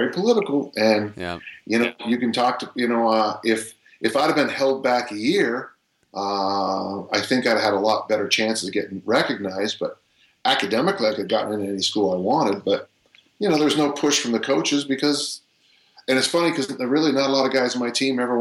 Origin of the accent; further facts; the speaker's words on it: South San Francisco, California, United States; I was born and raised in South San Francisco, California